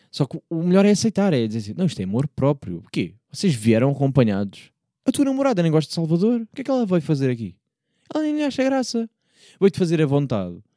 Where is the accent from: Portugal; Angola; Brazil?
Portugal; Porto, Norte; accent: Porto; quando, do Porto, vejo que eu digo logo Porto com, com coisa, não é? Eu carrego logo ali no, vai um sotaque sem querer, pá, desculpem lá